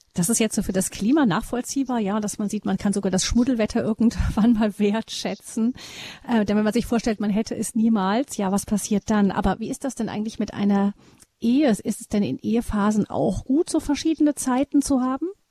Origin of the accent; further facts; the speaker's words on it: Rhineland, Germany; Bei uns im Rheinland